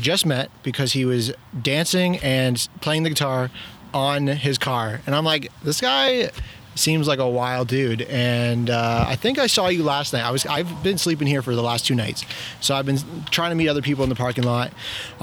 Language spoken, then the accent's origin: English; Toronto, Ontario, Canada; I'm from Toronto